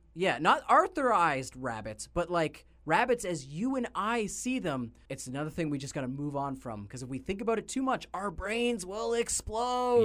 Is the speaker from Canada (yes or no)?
yes; Canada; we are Canadian